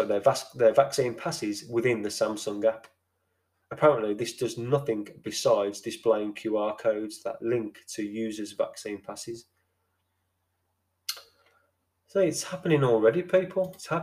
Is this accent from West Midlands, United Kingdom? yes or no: yes; Birmingham, West Midlands, United Kingdom; I'm from Birmingham